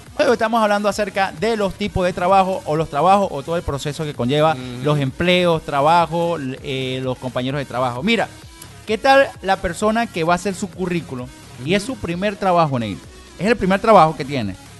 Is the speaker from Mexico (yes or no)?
no; Venezuela; a nosotros como venezolanos